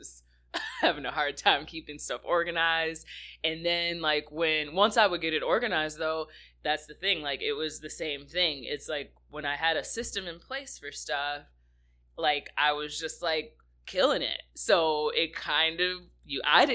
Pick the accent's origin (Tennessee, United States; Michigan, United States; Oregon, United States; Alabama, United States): Michigan, United States; South Haven; I grew up here in Michigan. I'm a Lakeshore kid, so I grew up in a really small town, just kind of like right outside of South Haven, Michigan, right on Lake Michigan. That's where I was born and raised